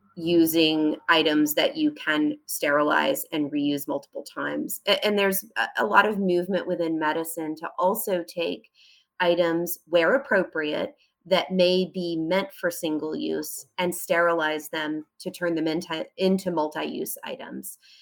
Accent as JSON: {"language": "English", "country": "United States", "said": "I'm an American physician"}